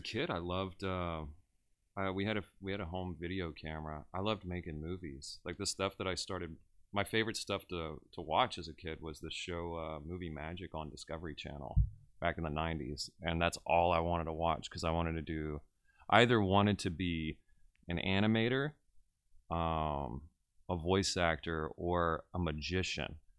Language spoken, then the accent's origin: English; Westlake, Louisiana, United States; also born or lived in Lake Charles, Louisiana; I was born and raised in Westlake, Louisiana